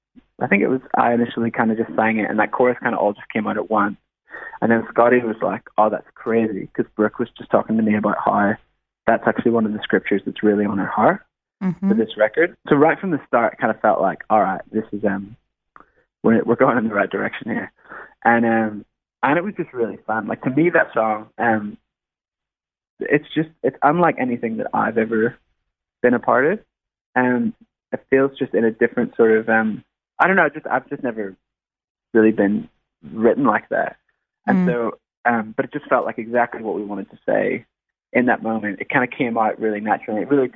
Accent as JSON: {"language": "English", "region": "Northern Ireland", "country": "United Kingdom", "tie": "born or raised there", "moved": "as an adult", "lives_now": "Sydney, Australia", "said": "Yeah. So I'm actually from Northern Ireland originally, and I was there until I was 18. So I'm an Irish lad."}